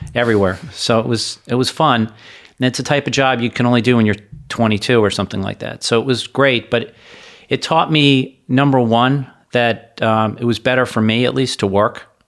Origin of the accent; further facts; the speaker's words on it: Hollywood, Florida, United States; also born or lived in Parkland, Florida / New York City; I grew up in Hollywood, Florida